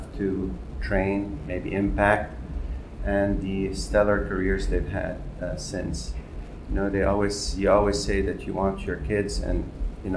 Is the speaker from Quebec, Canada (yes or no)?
yes; Montreal, Quebec, Canada; moved away as an adult; now in New York City, United States; So I was raised in Montreal, Canada, where I went to dental school